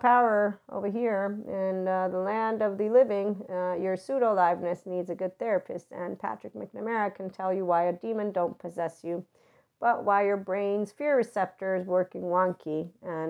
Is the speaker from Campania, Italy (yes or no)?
yes; Naples, Campania, Italy; moved away; also born or lived in Pozzuoli; living in Pozzuoli, but I'm from Naples